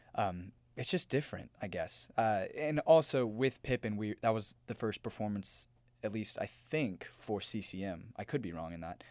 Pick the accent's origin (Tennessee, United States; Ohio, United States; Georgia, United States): Tennessee, United States; Memphis; moved away; I'm from Memphis, Tennessee.